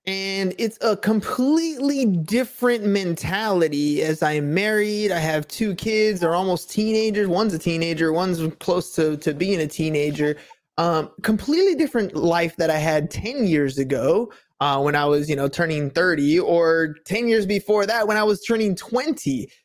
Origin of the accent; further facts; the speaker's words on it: San Diego, California, United States; I'm from San Diego